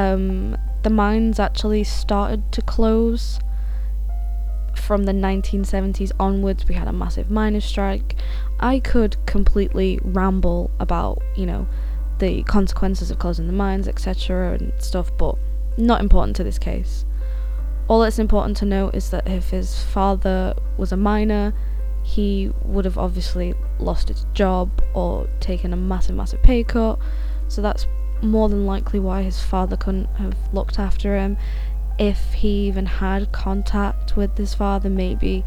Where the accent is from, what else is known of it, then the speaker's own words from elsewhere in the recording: Sheffield, Yorkshire and the Humber, United Kingdom; I'm from Sheffield in South Yorkshire